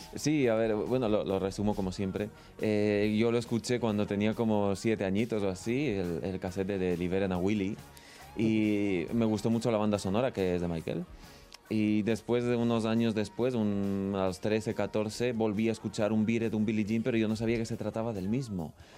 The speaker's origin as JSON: {"language": "Spanish", "country": "Ecuador", "moved": "yes", "lives_now": "Spain", "said": "vine aquí a España porque yo soy de Ecuador"}